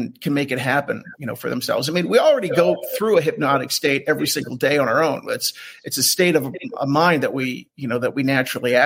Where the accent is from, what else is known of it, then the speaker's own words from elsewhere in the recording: Southern New Jersey, United States; now in Salt Lake City, United States; I grew up in Southern New Jersey, but I'm in Salt Lake City now